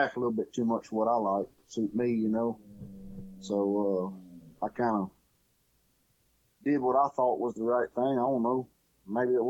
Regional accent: Farmerville, Louisiana, United States; I grew up in Farmerville, where I grew up.

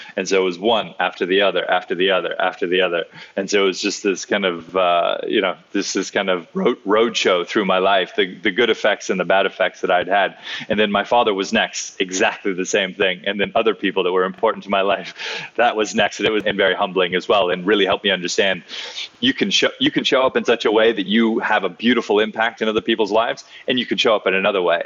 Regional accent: Hawaii, United States; I grew up in Hawaii

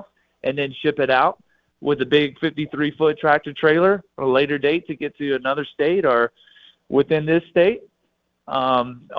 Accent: the South, United States; now in Colorado, United States; I am from the South

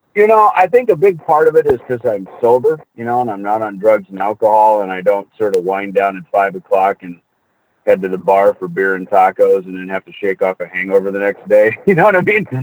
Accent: Jackson, Minnesota, United States; also born or lived in Hollywood; now in Scottsdale, United States; I grew up on a farm in Minnesota, Jackson, Minnesota

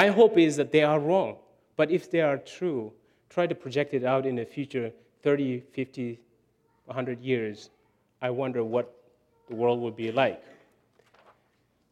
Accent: Chad; moved away; I grew up in Chad, no electricity.

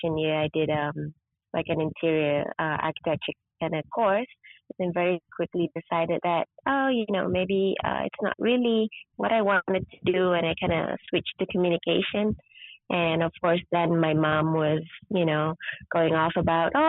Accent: Kuala Lumpur, Malaysia; moved away as an adult; now in Sabah, Malaysia; I was born in Sabah, but when I was six, I actually my mom moved to Kuala Lumpur, so I grew up in the big city

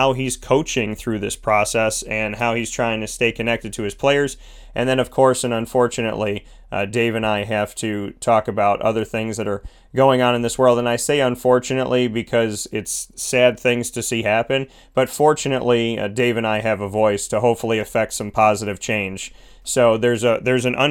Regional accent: Syracuse, New York, United States; moved away; my hometown of Syracuse, New York

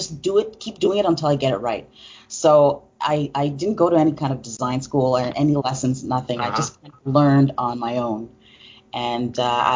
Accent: Montreal, Quebec, Canada; I'm from Montreal, Canada

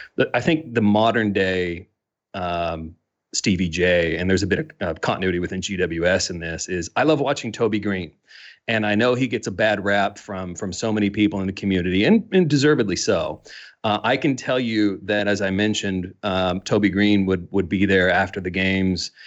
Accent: Midwestern United States, United States; accent: strong American; moved away as an adult; now in Melbourne, Australia; growing up in the Midwestern United States.

